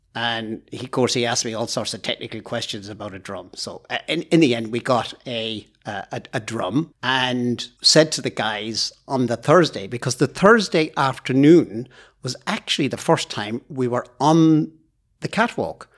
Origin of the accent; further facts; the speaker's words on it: Ireland; moved away as an adult; now in Aboyne, United Kingdom; probably noticed from my accent that I'm not Scottish. I was born in Ireland, but I've lived in Aboyne for over thirty years